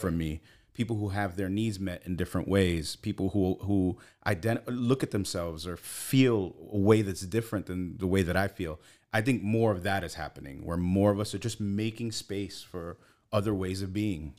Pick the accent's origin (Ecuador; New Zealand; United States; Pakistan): United States; New York City, New York; moved away as an adult; grew up in Brooklyn until I was 24.